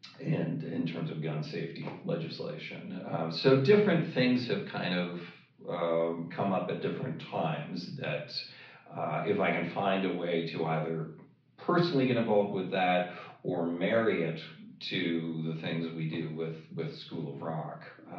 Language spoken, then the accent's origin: English; Toronto, Ontario, Canada; now in Los Angeles, United States; So I hail from Toronto, Canada. That's